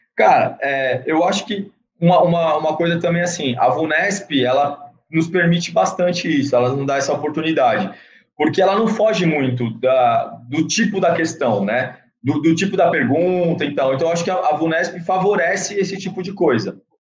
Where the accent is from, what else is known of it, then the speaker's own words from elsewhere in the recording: Santos, São Paulo, Brazil; sou de Santos